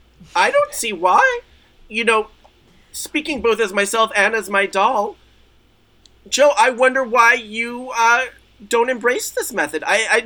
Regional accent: Israel; I grew up in Israel. And I was in the Israeli military and they called me ….

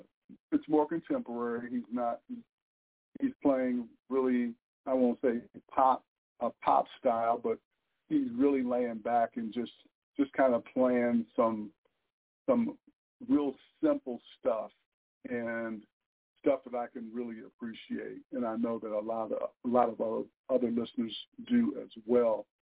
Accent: Lansing, Michigan, United States; now in St. Louis, United States; my hometown in Lansing, Michigan.

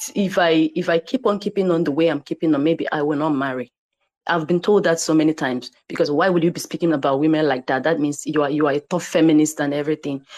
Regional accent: Nigeria; I'm from Nigeria. I'm an Igbo girl

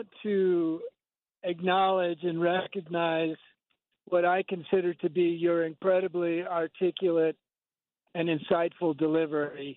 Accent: United States; now in Santa Fe, United States; growing up in the United States as a white man

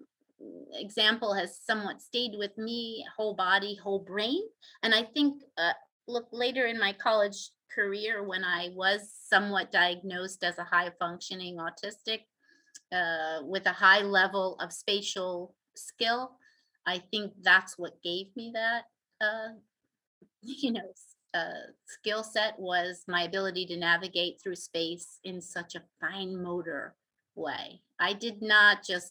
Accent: Philadelphia, Pennsylvania, United States; I grew up in South Philadelphia

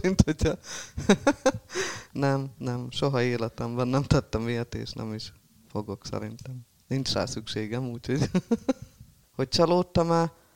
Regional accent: Halmajugra, Heves, Hungary; also born or lived in Eger; Ott élek jó régóta, mióta születtem

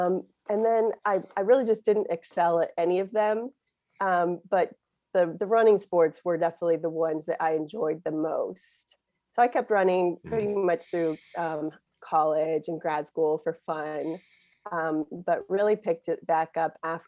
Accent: Tulsa, Oklahoma, United States; I grew up in Tulsa, Oklahoma, in a really big family. There were eight kids in my family.

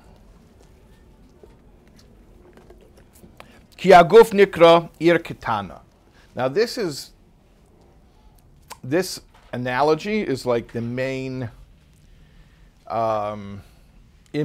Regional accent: Chicago, Illinois, United States; I'm from Chicago.

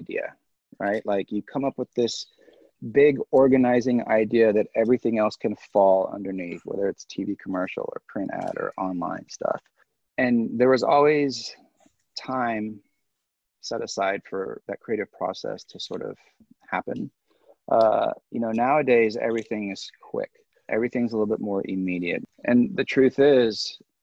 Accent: Sierra Leone; moved away; I was born and raised in Sierra Leone

